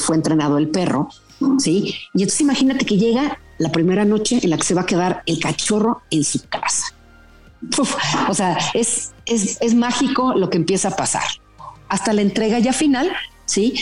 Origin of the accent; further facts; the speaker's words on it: Mexico; un orgullo como mexicana